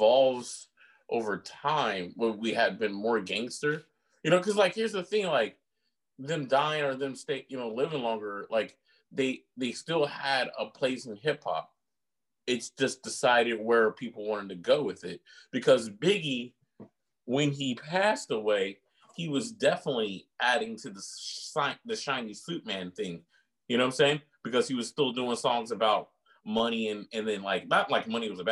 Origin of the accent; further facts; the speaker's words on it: West Coast, United States; we're from the West Coast